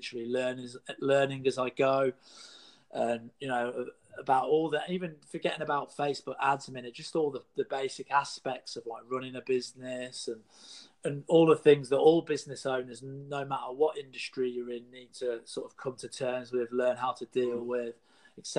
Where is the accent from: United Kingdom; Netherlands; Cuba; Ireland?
United Kingdom; in the UK, my home country